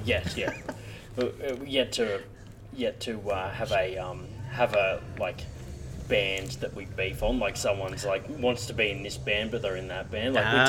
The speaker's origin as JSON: {"language": "English", "country": "Australia", "lives_now": "Canberra, Australia", "said": "which part of Australia you're from? It's like, Sydney."}